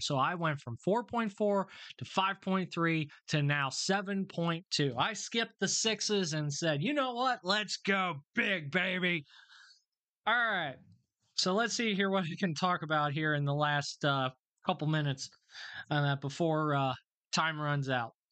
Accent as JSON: {"language": "English", "country": "United States", "said": "me as an American"}